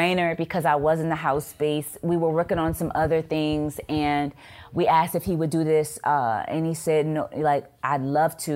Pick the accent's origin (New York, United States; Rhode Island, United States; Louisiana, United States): Louisiana, United States; New Orleans; I'm from New Orleans